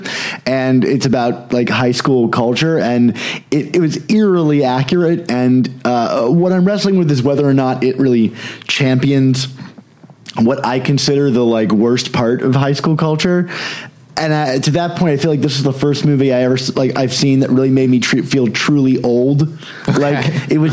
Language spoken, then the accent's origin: English; Annapolis, Maryland, United States; I grew up in Annapolis, where the Levinsons live